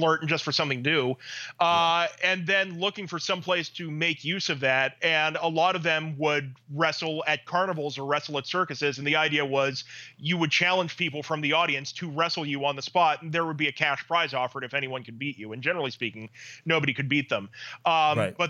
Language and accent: English; West Virginia, United States; I grew up in West Virginia